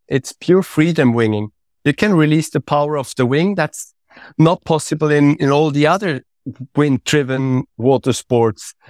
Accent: Switzerland; I'm coming from Switzerland

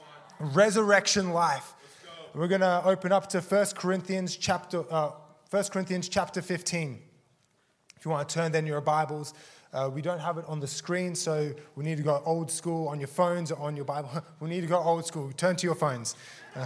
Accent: Australia; also born or lived in South Africa; I'm from Australia. I was originally born in South Africa. Moved to Australia when I was 4 with my family

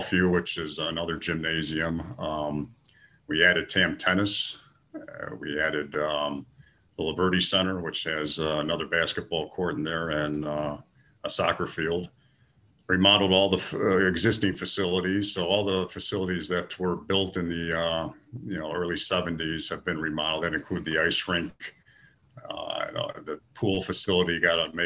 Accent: Niles, Illinois, United States; I grew up in Niles

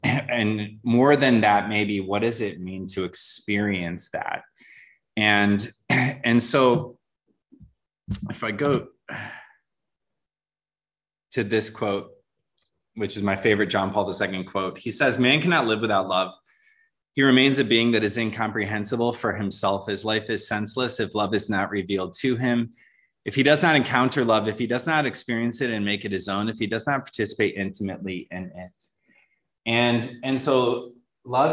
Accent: just outside of Detroit, Michigan, United States; moved away; grew up in Michigan, just outside of Detroit

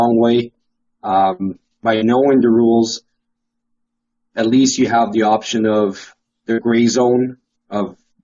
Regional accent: Canada; as Canadian

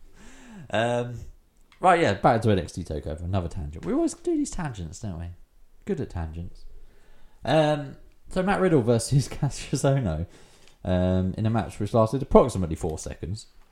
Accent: England, United Kingdom; I'm English, mate.

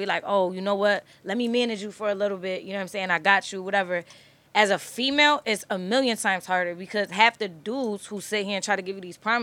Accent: Connecticut, United States; also born or lived in Turkey / Texas; I'm from Connecticut

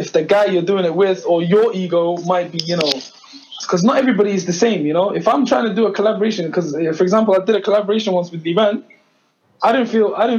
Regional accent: Coventry, West Midlands, United Kingdom; I was from Coventry

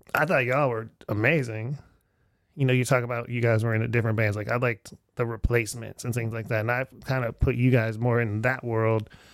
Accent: Erie, Pennsylvania, United States; moved away; I'm back in my hometown of Erie, Pennsylvania

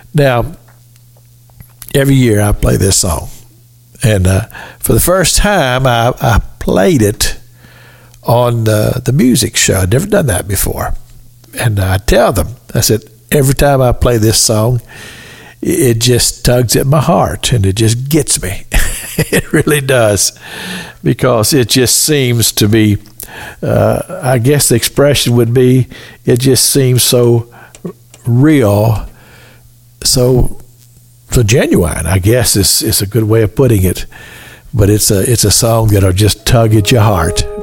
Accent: Kentucky, United States; I had a wonderful um, childhood growing up in the United States of America. Um, state of Kentucky

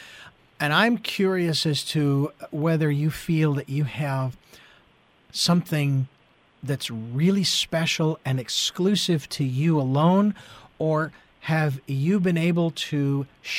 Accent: Phoenix, Arizona, United States; also born or lived in Santa Barbara, California; now in Santa Barbara area, United States; I'm from Phoenix, and I was lucky that they had things spaced out enough where the neighborhoods were fairly quiet.

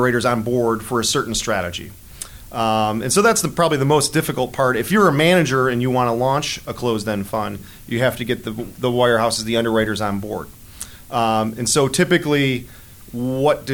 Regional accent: Buffalo, New York, United States; moved away as an adult; also born or lived in Rochester, New York; now in Chicago, United States; I'm originally from Buffalo, New York

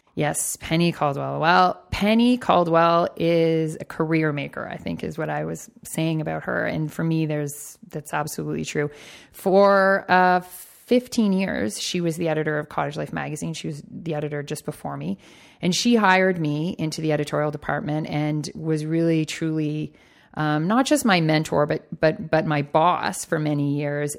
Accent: Toronto, Ontario, Canada; I am born and raised in Toronto

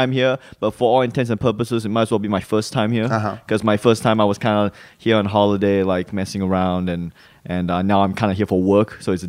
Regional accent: Malaysia; also born or lived in Singapore; now in Australia; when I was growing up in Malaysia and Singapore, the US dollar was like seen, for some reason, I just saw that as the ultimate currency.

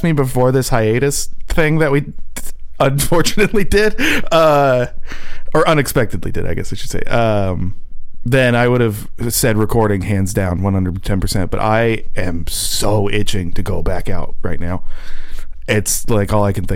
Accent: Southern California, United States; I grew up in Southern California

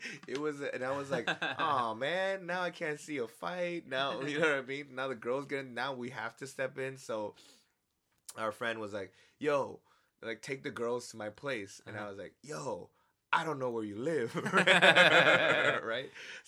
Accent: New York City, New York, United States; I don't care where I'm at, I'm from the Bronx, right?

